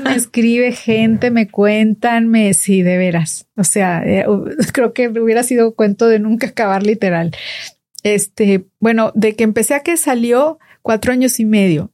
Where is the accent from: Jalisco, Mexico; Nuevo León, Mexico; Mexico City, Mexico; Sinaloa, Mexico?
Nuevo León, Mexico; Monterrey; como somos los regios, a los regiomontanos